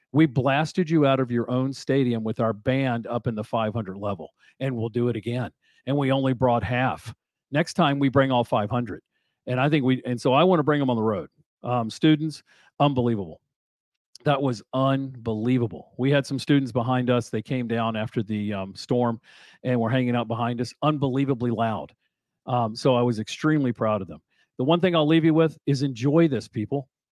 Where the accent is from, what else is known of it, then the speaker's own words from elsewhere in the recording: Fishersville, Virginia, United States; I grew up in Fishersville, right across the mountain